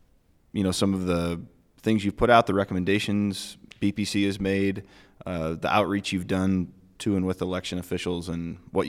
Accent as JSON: {"language": "English", "region": "Missouri", "country": "United States", "said": "I'm just from Missouri"}